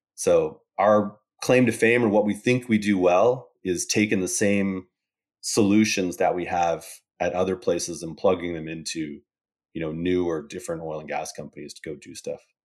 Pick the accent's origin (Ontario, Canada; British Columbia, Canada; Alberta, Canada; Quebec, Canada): Alberta, Canada; Calgary; also born or lived in Boston; I'm from Calgary, Canada, uh, grew up here